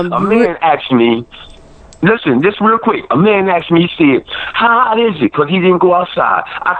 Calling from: Toledo, Ohio, United States; I'm calling from the Glass City, Toledo, Ohio.

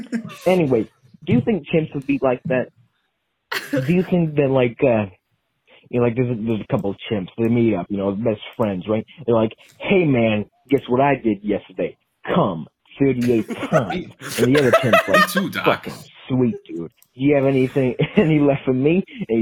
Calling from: Nebraska, United States; Oh, Nebraska, by the way.

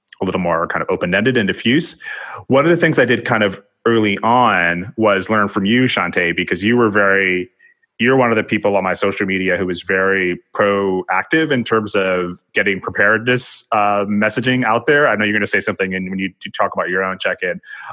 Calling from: New York City, New York, United States; I'm speaking from New York City

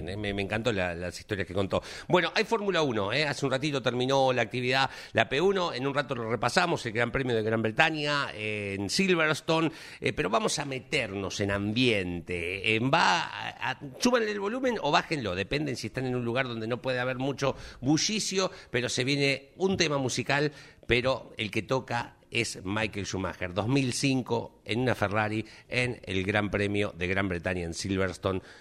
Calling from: Quilmes, Buenos Aires Province, Argentina; de Quilmes.

